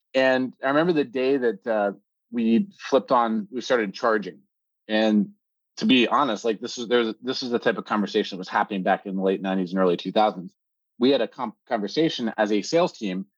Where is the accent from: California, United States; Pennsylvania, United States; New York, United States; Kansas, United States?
Pennsylvania, United States; moved away as an adult; also born or lived in North Carolina / Silicon Valley; I'm an American by birth, uh, born in Pennsylvania on the East Coast